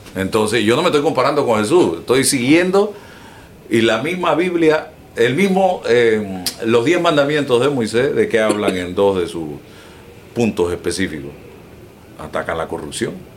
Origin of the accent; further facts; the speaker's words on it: Panama; como panameño y como periodista